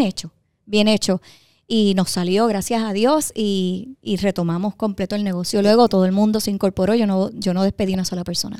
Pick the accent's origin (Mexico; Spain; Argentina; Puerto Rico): Puerto Rico; Dorado; yo soy de Dorado.